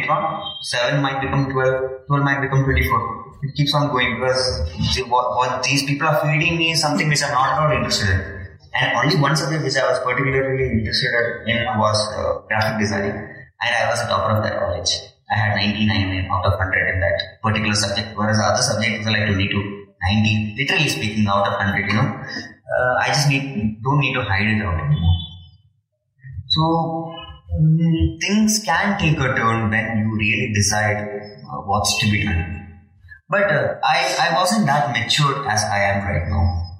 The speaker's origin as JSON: {"language": "English", "town": "Gurugram", "region": "Haryana", "country": "India", "tie": "born or raised there", "second_language": "English", "said": "My hometown is Gurugram and my college is in Coimbatore. It's around 120 kilometers."}